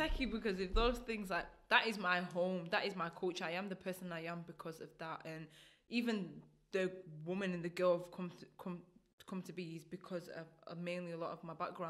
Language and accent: English; United Kingdom; also born or lived in Burundi / Rwanda; I've been here since I was 2, so a massive part of me is still the UK.